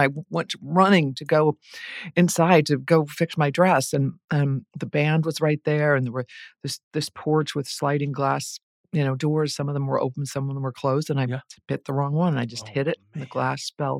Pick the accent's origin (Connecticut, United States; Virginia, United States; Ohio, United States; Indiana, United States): Ohio, United States; Dayton; That's correct, Dayton, Ohio.